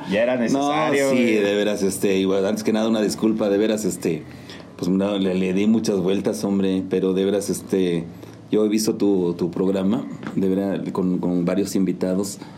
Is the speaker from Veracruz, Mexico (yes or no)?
no; Santa María Tlahuitoltepec, Oaxaca, Mexico; Pues yo soy originario de Santa María Tlahuitoltepec, Mije, Mijes, Oaxaca.